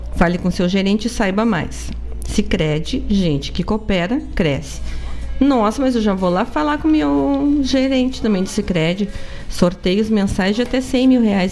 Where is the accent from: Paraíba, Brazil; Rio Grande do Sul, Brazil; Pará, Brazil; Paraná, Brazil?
Rio Grande do Sul, Brazil; the South; Somos do Sul